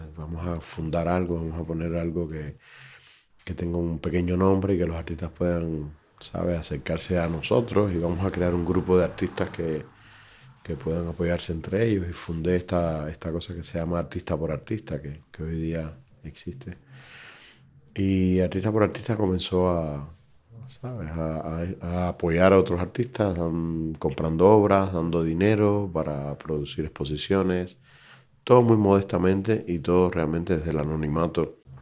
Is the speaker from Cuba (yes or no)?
yes; Cuba; moved away as an adult; also born or lived in Brazil; now in Madrid, Spain; Me fui de Cuba en el año 2006, me fui a Brasil con una residencia y luego decidimos establecernos aquí